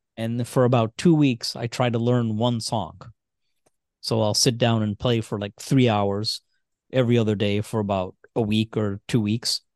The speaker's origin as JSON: {"language": "English", "region": "Indiana", "country": "United States", "tie": "born or raised there", "also_born_or_lived": "Michigan", "said": "We grew up in Indiana mostly"}